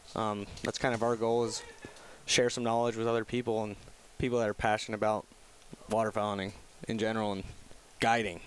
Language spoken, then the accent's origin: English; Wyoming, United States; I'm actually originally from Wyoming